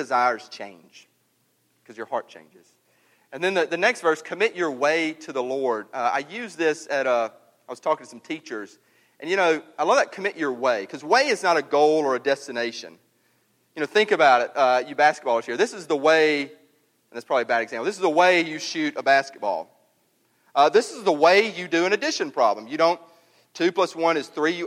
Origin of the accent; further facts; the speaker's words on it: Mississippi, United States; growing up in Mississippi